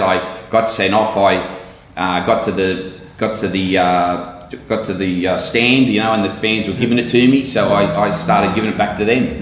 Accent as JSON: {"language": "English", "town": "Sydney", "region": "New South Wales", "country": "Australia", "tie": "born or raised there", "said": "I'm from Maroubra, uh, literally a stone's throw from the gym. I grew up in housing mission down there, and uh, and I'm born and bred Maroubra, and I never left"}